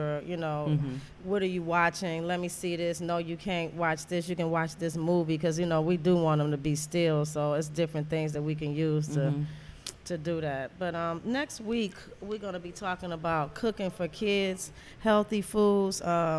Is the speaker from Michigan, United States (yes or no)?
yes; Detroit, Michigan, United States; also born or lived in Louisiana; I'm from Detroit